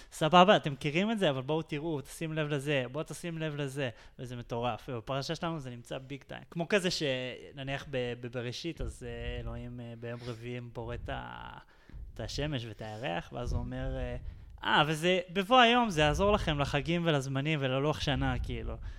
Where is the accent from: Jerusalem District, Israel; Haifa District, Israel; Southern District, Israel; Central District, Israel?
Jerusalem District, Israel; Jerusalem; כל החיים שלי פה, באמת, גדלתי פה, נולדתי פה, גדלתי פה